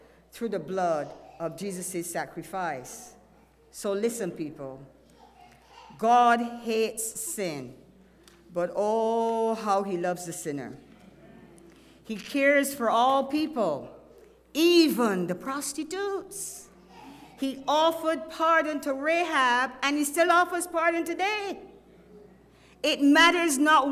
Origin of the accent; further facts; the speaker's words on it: Barbados; now in Texas, United States; I am from Barbados